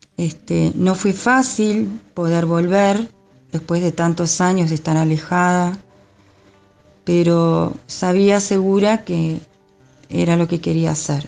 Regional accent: Montes, Canelones, Uruguay; moved away as an adult; now in Gregorio Aznárez, Uruguay; soy oriunda de Pueblo Montes, departamento de Canelones, un pequeñito pueblo

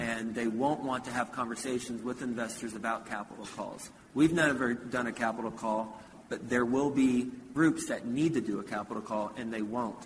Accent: Houston, Texas, United States; also born or lived in Flint, Michigan; My family moved from Flint to Houston when I was three

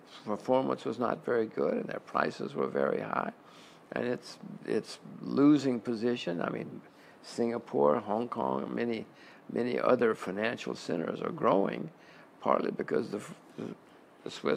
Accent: United States; I'm an American

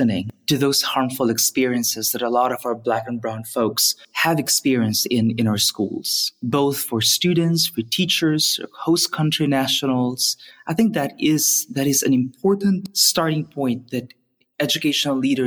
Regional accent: Philippines; moved away as an adult; growing up in the Philippines

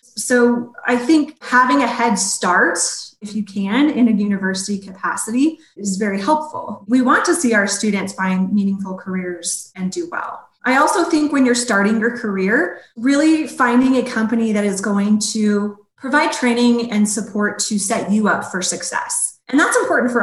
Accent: Colorado, United States; growing up in Colorado, it was always my dream to work for one of our sports teams here

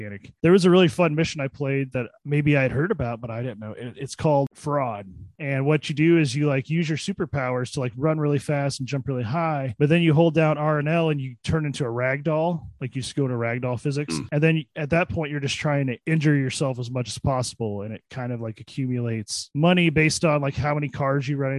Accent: Illinois, United States; my hometown

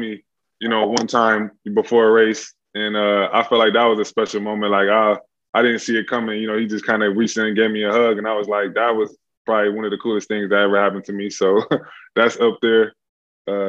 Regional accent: Buffalo, New York, United States; I come from Buffalo, New York

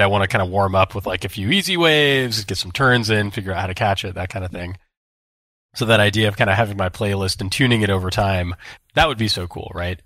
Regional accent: Santa Barbara, California, United States; growing up in Santa Barbara

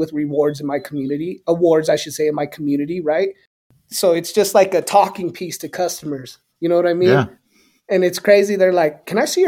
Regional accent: Southwest, United States; So culturally, I'm a Chicano, right? There's not many of us left, but for those of who know us, we are a special culture that is based in the Southwest and West Coast of this country.

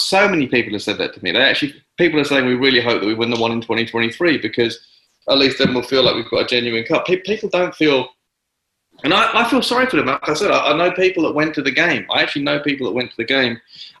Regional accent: England, United Kingdom; As someone who's certainly grown up in England and followed the game here

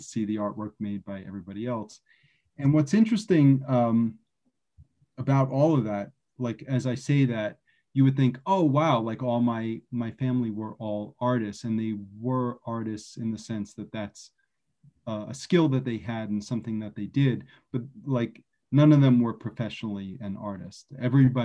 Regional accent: New York City, New York, United States; I'm originally from Brooklyn, born and raised.

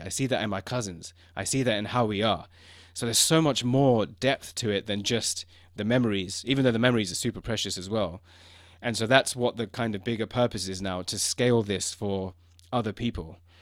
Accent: London, United Kingdom; also born or lived in China; I was born in London. So f, for me, growing up with that, being in London

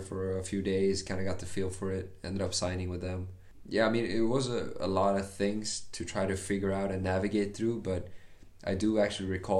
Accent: Sweden; Like I come from Sweden.

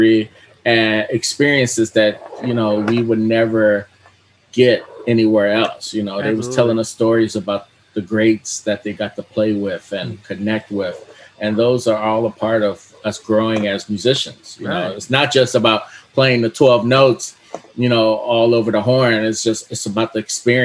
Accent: Miami, Florida, United States; growing up in Miami, Florida, being a young kid, taking up, you know, music

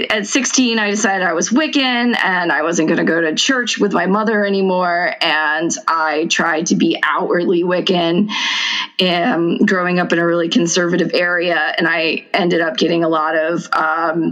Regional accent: near New Orleans, Louisiana, United States; I grew up in close to New Orleans, but in the surrounding areas

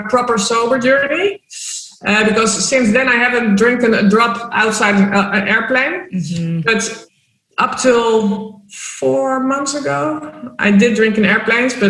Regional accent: Amsterdam, North Holland, Netherlands; moved away as an adult; also born or lived in Spain / Malta; now in Marbella, Spain; I'm originally from Amsterdam, born and raised

